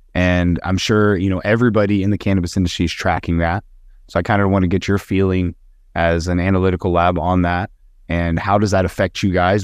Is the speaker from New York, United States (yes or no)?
no; Wyoming, United States; I'm from Wyoming, that's the state that I claim. I live there the most